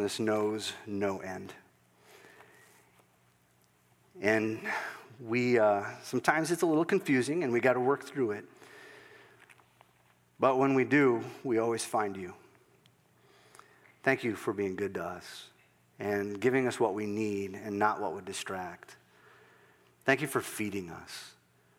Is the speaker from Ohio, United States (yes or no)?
no; Northwest Iowa, United States; I'm just a little guy growing up in Northwest Iowa